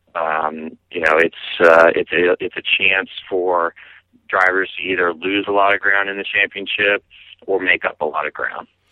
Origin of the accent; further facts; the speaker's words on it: Lincoln, Nebraska, United States; I grew up in Lincoln, and I went to high school with his son Jeff Solich